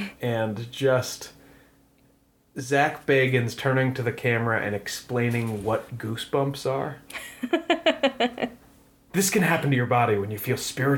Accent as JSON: {"language": "English", "town": "Stratford", "region": "Connecticut", "country": "United States", "tie": "born or raised there", "said": "Stratford, my hometown"}